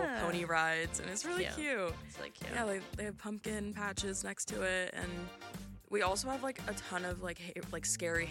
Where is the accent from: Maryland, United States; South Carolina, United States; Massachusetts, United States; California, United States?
Maryland, United States; I'm from Maryland, and there's a lot of farms around where I am